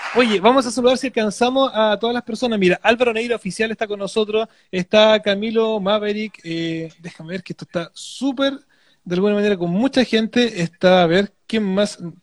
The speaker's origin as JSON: {"language": "Spanish", "town": "Penco", "region": "Biobío", "country": "Chile", "tie": "born or raised there", "said": "si bien no nací en Penco, muchos años de mi vida viví en Penco"}